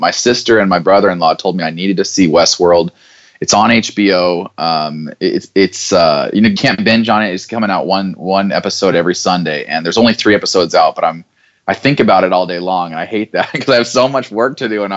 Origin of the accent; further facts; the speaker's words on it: Boise, Idaho, United States; growing up in Boise, Idaho